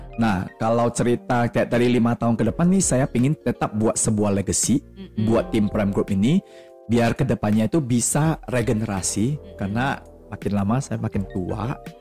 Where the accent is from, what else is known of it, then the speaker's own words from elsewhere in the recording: Medan, North Sumatra, Indonesia; kita anak Medan